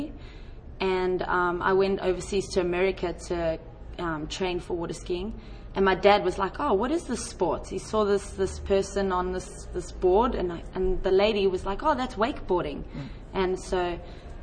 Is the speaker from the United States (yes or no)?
no; South Africa; I went back home to South Africa because I'm originally South African